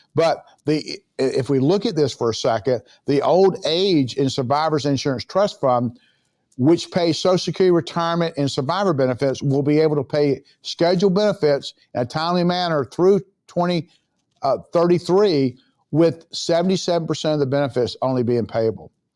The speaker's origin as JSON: {"language": "English", "region": "Florida", "country": "United States", "said": "I'm from Florida, certainly, uh, World Golf Village here in San Augustine, Florida"}